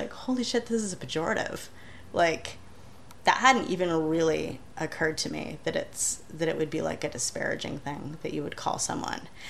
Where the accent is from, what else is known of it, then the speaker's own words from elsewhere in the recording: Michigan, United States; moved away as an adult; also born or lived in Ann Arbor, Michigan / Los Angeles, California; I was desperately homesick from Michigan when I first moved to California